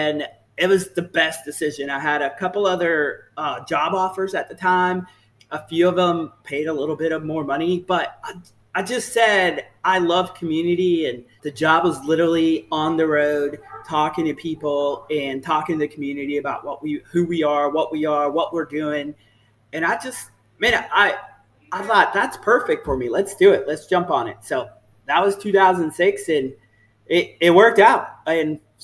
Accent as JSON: {"language": "English", "town": "Orlando", "region": "Florida", "country": "United States", "tie": "born or raised there", "also_born_or_lived": "San Juan, Puerto Rico / Texas", "accent": "Southern", "said": "We moved from the island from San Juan, Puerto Rico in 1991 to Orlando. I was a young buck, 11 years old, and this is home."}